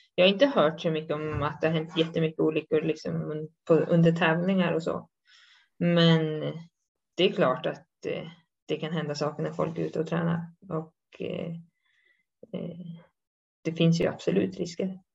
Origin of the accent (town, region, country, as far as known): Sweden; now in Switzerland